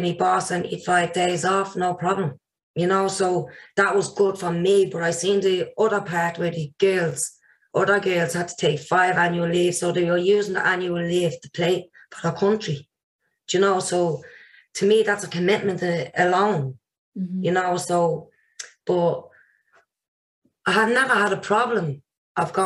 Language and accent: English; Ireland; I had to move away from my hometown, Maria